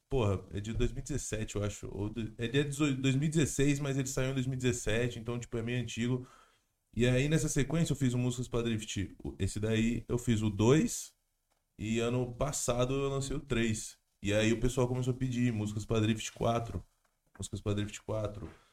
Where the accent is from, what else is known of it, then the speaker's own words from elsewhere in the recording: Jundiaí, São Paulo, Brazil; moved away as an adult; now in São Paulo, Brazil; Eu sou do interior, né? Sou de Jundiaí. Eu me mudei faz pouco mais de um ano, eu acho.